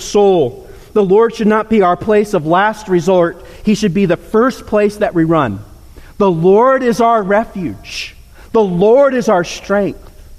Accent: Nairobi, Kenya; I grew up in Nairobi, across the street from the Olympic-styled sporting complex.

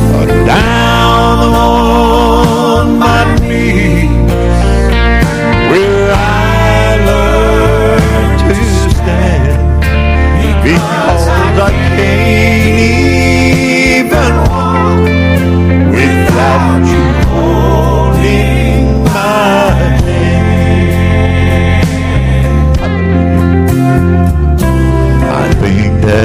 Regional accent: Pine Bluff, Arkansas, United States; I'm from Pine Bluff

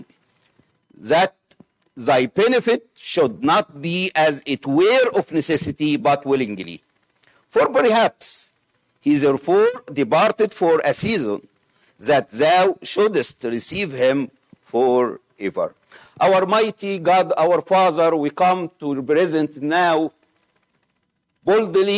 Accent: Egypt; accent: Egyptian; English is a second language; my Egyptian accent

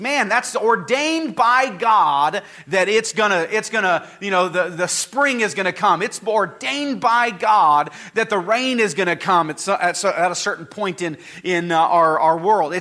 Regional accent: Napa, California, United States; now in Bakersfield, United States; the place I grew up in Napa, we had four seasons

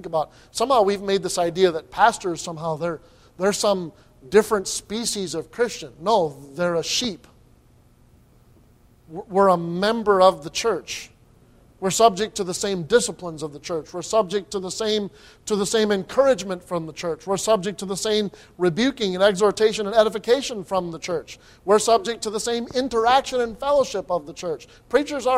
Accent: United States; As an American citizen

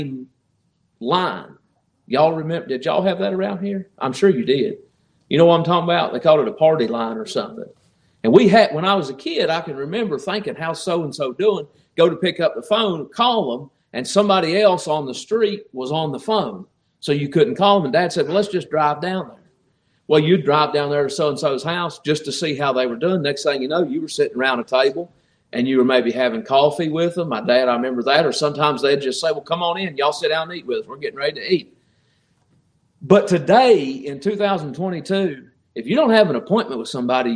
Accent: Appalachia, Virginia, United States; I grew up in Appalachia, Virginia, and the area that I grew up in, there was no such thing as a stranger.

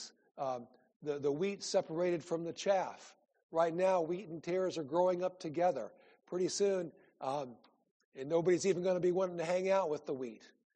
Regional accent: Iowa, United States; moved away; I grew up in Iowa

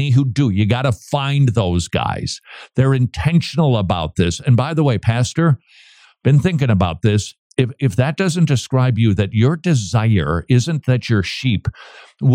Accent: St. Paul, Minnesota, United States; moved away; last time I visited my hometown, downtown St. Paul

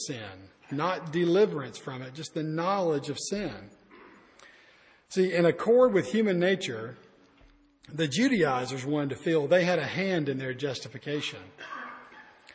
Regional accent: Alabama, United States; I'm from Alabama. We don't learn a lot there.

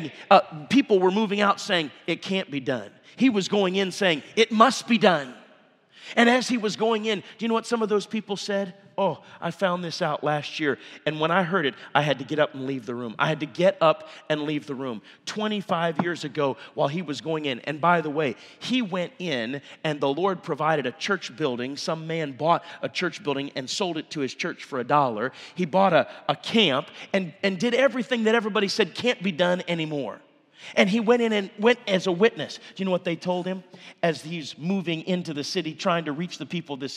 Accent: Minneapolis, Minnesota, United States; also born or lived in Indiana / Coon Rapids, Minnesota; I grew up right downtown Minneapolis, Minnesota, and then up into Coon Rapids in a suburb

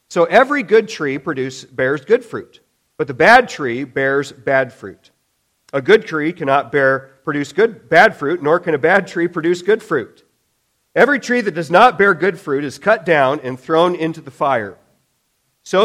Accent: Illinois, United States; as a kid, growing up in Illinois back then

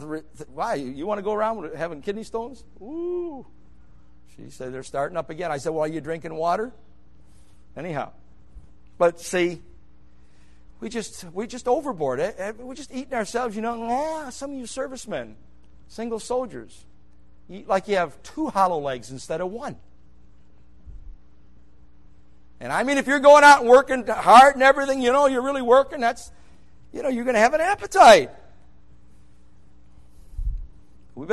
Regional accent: New York, United States; moved away; I grew up in New York.

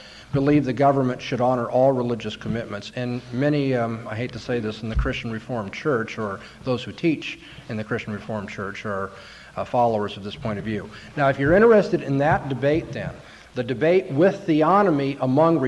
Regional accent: California, United States; I'm from California.

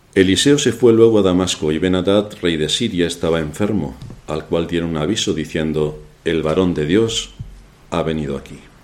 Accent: Spain; se me nota que soy español

